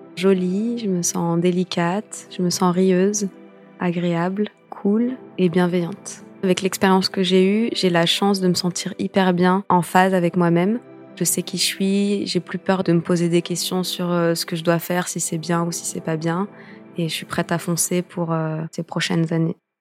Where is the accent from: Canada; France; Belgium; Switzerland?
France; also born or lived in Morocco (ancestry) / United States; je suis française, je suis née en France, mais j'ai des origines aussi marocaines